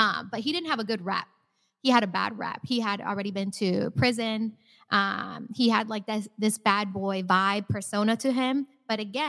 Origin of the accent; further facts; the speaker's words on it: Naples, Florida, United States; I had the perfect childhood growing up in Naples.